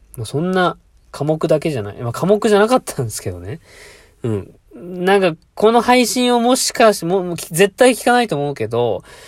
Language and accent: Japanese; Fukuoka, Japan; born or raised there; now in Mie, Japan